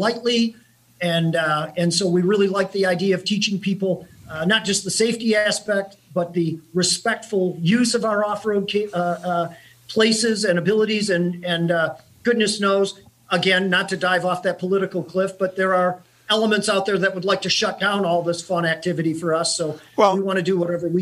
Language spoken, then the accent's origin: English; near Detroit, Michigan, United States; My hometown is near Detroit